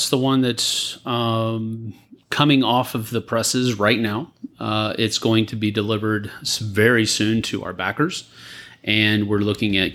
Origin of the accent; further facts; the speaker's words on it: San Antonio, Texas, United States; moved away; I was born and raised here.